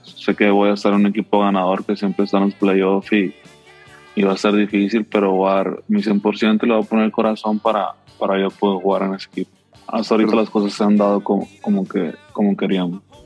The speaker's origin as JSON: {"language": "Spanish", "country": "Mexico", "said": "uno como mexicano"}